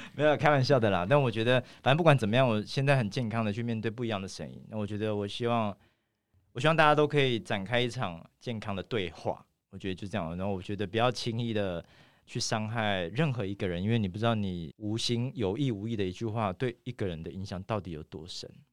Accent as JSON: {"language": "Chinese", "town": "Taitung", "region": "Taitung County", "country": "Taiwan", "tie": "born or raised there", "said": "我从小住在台东，我妈是原住民嘛，所以我其实我小时候有非常，非常多原住民的朋友"}